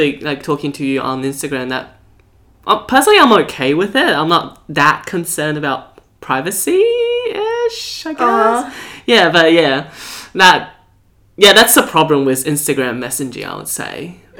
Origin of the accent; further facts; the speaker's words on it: Taiwan; now in Australia; From nationality-wise, I'm Australian. But in terms of cultural background, I'm a Taiwanese.